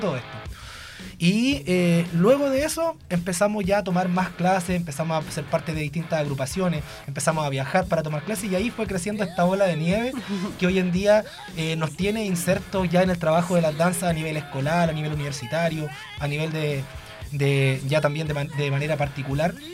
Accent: Laja, Biobío, Chile; yo soy de Laja, no soy de Concepción.

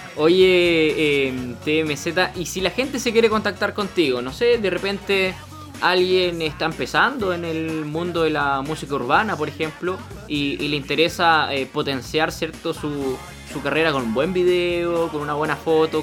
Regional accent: Punta Arenas, Magallanes and Chilean Antarctica, Chile; yo soy de, soy de Punta Arenas

